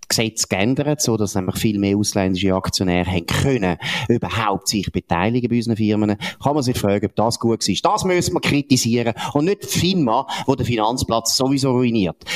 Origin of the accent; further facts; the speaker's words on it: Switzerland; Wir sind eben Amer nicht Amerikaner, wir sind Schweizer.